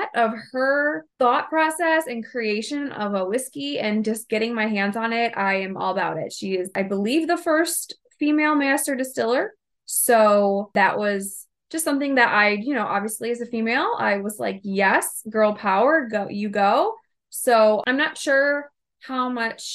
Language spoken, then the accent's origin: English; Ohio, United States; we're from Ohio